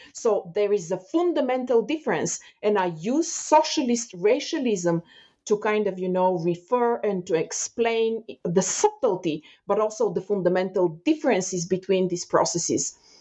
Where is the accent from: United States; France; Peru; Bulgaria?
Bulgaria; moved away as an adult; now in Canada; I left Bulgaria when I was um, 26, 27 years old. Um, but while growing up in Bulgaria